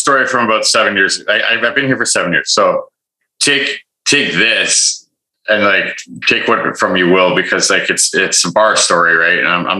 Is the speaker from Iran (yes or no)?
no; Toronto, Ontario, Canada; now in Vancouver, Canada; I was from Toronto